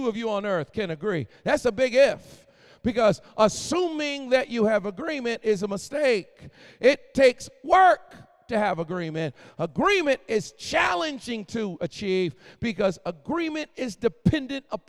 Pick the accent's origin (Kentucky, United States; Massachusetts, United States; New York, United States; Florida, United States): Massachusetts, United States; Boston; also born or lived in Philadelphia, Pennsylvania; now in North Carolina, United States; I was born in Philly, raised in Boston, and now I live in North Carolina